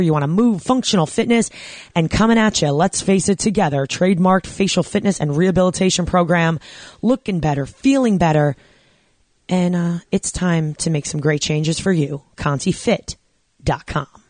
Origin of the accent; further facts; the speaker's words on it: New York, United States; I grew up in New York